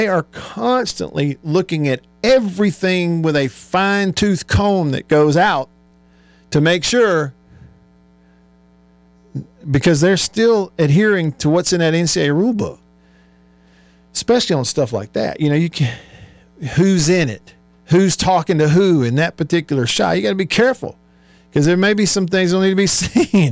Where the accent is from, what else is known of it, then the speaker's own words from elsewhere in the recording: Tupelo, Mississippi, United States; Tupelo, my hometown